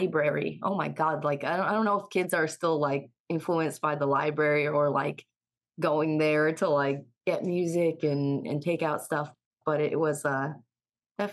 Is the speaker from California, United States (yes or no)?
no; near Pittsfield, Western Massachusetts, United States; also born or lived in Ithaca, New York; I'm from a super small town in Western Massachusetts. And I kind of grew up on the more rural side of town